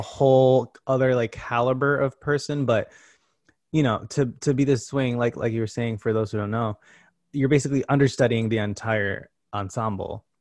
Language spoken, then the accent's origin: English; Connecticut, United States; moved away; I grew up in Connecticut, you know, an hour and a half away from here.